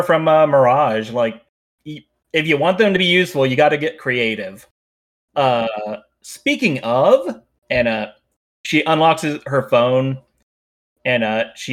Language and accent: English; United States; I'm very American